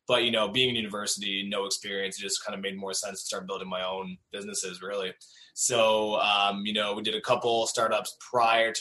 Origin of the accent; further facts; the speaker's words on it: Cornwall, Ontario, Canada; also born or lived in Waterloo, Ontario; I grew up in Cornwall, so probably like half an hour, 40 minutes outside Ottawa, and like an hour outside of Montreal, but still on the Ontario side.